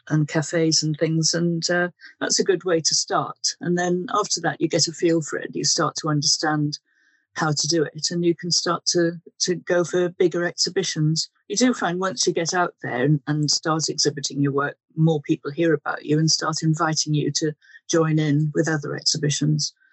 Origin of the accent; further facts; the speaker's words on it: Wales, United Kingdom; now in Guildford, United Kingdom; I was brought up in Wales and I currently live in landlocked Guildford and Surrey